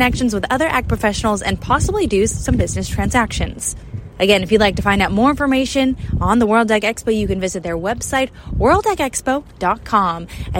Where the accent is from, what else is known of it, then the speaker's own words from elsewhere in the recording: Tulare, California, United States; my hometown, Tulare.